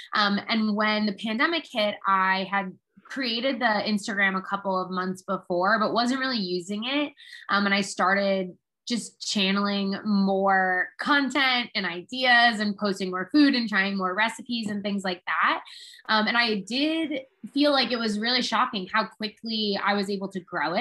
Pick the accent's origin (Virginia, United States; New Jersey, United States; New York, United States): New Jersey, United States; moved away as an adult; also born or lived in Connecticut / Manhattan / Philadelphia / St. Louis; I'm originally from New Jersey